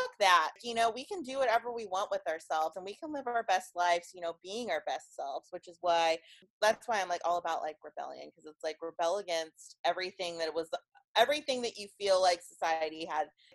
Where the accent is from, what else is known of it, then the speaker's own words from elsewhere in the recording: Kansas, United States; I'm from Kansas